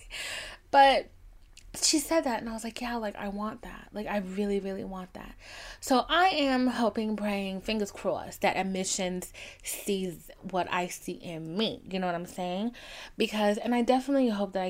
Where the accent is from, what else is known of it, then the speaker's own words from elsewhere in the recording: the South, United States; I'm from the South, like at my age, I'm an old witch